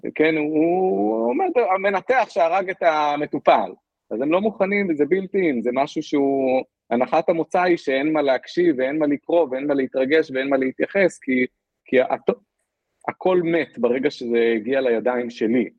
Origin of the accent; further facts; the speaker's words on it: Israel; moved away as an adult; now in Singapore; אני ישראלי